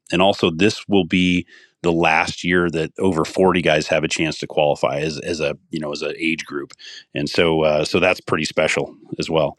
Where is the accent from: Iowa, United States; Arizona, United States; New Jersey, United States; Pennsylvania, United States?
Iowa, United States; moved away as an adult; also born or lived in Colorado; my home state of Iowa